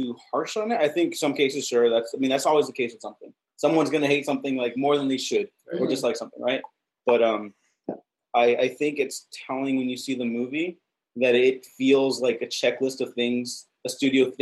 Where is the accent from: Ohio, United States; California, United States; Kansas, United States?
California, United States; Los Angeles; we're from California, the LA region specifically